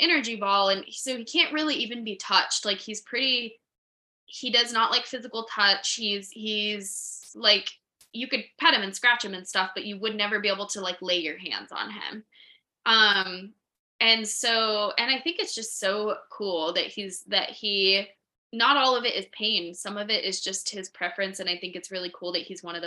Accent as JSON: {"language": "English", "region": "New Mexico", "country": "United States", "said": "I'm from New Mexico, and New Mexico has such a weird energy"}